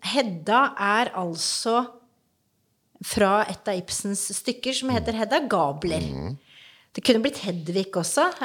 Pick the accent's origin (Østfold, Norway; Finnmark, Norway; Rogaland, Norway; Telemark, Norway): Telemark, Norway; Grenland; born or raised there; also born or lived in Oslo